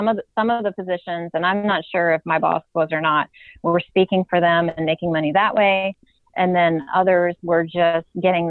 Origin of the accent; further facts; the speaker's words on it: Virginia, United States; But then I spoke to some friends of mine who are attorneys in Virginia, and I'm from Virginia.